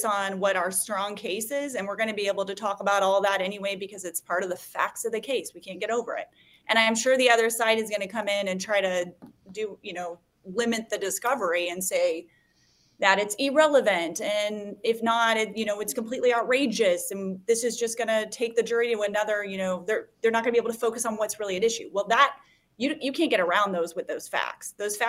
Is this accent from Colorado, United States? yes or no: no; Missouri, United States; also born or lived in Kansas; I'm from Missouri and Kansas, essentially.